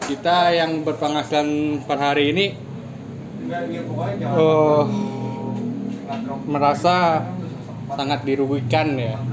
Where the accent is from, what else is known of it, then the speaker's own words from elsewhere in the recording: Padang, West Sumatra, Indonesia; now in Jakarta, Indonesia; asal gue dari Padang